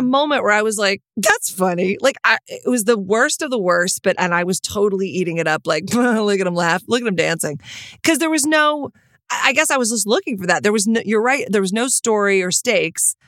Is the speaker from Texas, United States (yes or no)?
yes; Texas, United States; moved away; growing up in Texas